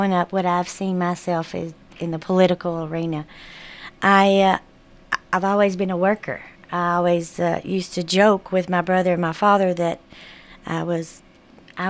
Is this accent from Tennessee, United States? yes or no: yes; Murfreesboro, Tennessee, United States; I'm a hometown girl. I grew up in Murfreesboro